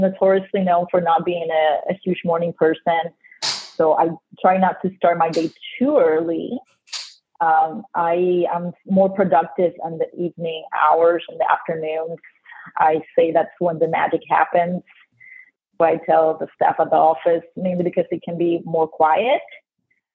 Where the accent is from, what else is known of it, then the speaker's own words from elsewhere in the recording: Ponce, Puerto Rico; first language Spanish; English is a second language; moved away as an adult; also born or lived in Bowling Green, Ohio; now in Dallas, United States; I was born and raised in Ponce, Puerto Rico